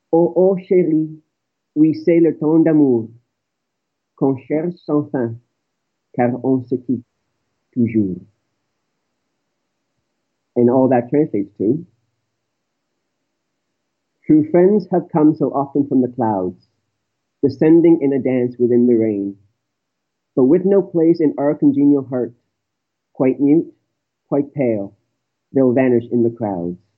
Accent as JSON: {"language": "English", "town": "Toronto", "region": "Ontario", "country": "Canada", "said": "I'm calling from Canada. I'm from Toronto"}